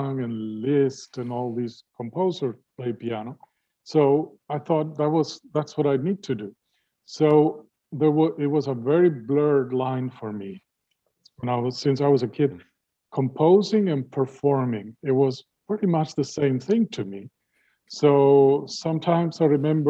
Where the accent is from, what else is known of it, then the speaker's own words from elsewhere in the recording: Uruguay; moved away as an adult; also born or lived in Vienna, Austria; now in United States; all the music I grew up with in Uruguay